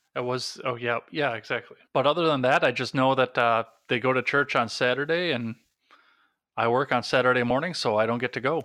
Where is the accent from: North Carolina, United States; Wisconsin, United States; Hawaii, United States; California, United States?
Wisconsin, United States; I'm from Wisconsin